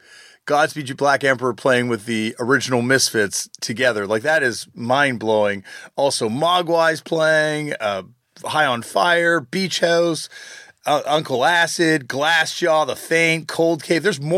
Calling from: Toronto, Ontario, Canada; I'm calling from actually the middle of nowhere in Ontario right now, but normally I'm calling from Toronto, Canada.

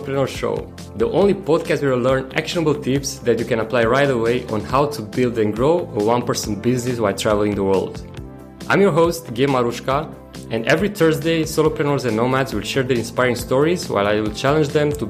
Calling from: Da Nang, Vietnam; I'm calling from Vietnam in Da Nang.

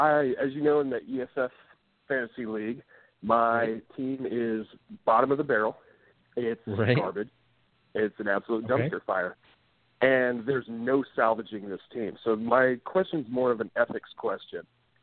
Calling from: Portland, United States; from Portland.

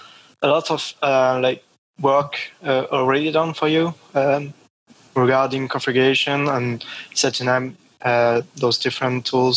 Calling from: Lyon, Auvergne-Rhône-Alpes, France; I'm calling from Lyon, where I live, in France.

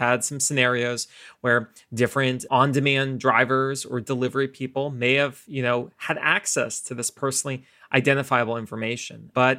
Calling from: New York City, New York, United States; I'm joining everyone from New York City as we're continuing to reimagine and reopen the economy in Silicon Alley.

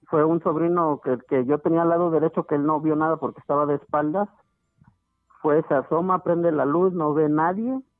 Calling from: Pachuca, Hidalgo, Mexico; De aquí de Pachuca Hidalgo.

